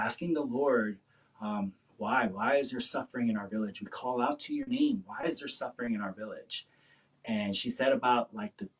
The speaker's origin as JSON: {"language": "English", "region": "the South", "country": "United States", "said": "I'm kind of from the South, and in the South, we're just taught you're just always just nice"}